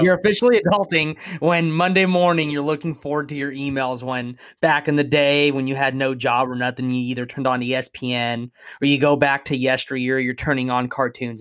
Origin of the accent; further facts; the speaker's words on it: West Sacramento, California, United States; I'm born and raised here in West Sac.